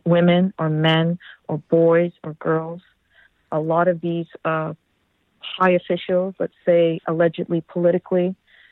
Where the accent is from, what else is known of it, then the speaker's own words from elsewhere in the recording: Canada; as Canadian citizens